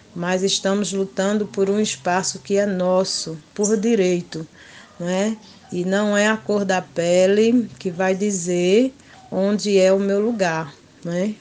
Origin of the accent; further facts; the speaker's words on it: Mirandiba, Pernambuco, Brazil; sou da comunidade quilombola de Feijão e Posse, município de Mirandiba, Pernambuco